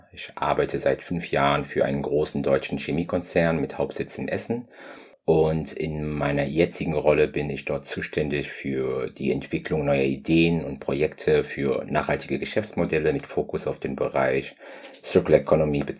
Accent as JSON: {"language": "German", "region": "Madeira", "country": "Portugal", "tie": "born or raised there", "also_born_or_lived": "Democratic Republic of the Congo", "said": "Ich bin in der Demokratischen Republik Kongo geboren zu einer Zeit, als es noch sei ihr hieß, als ich dann drei Jahre alt war, bin ich mit meinen Eltern gemeinsam nach Portugal gezogen, auf die schöne Insel Madeira."}